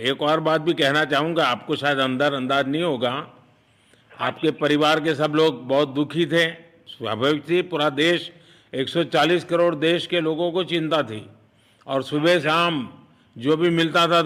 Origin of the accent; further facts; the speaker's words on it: Uttar Pradesh, India; मिर्जापुर से है चलिए मैं भी यूपी वाला हूँ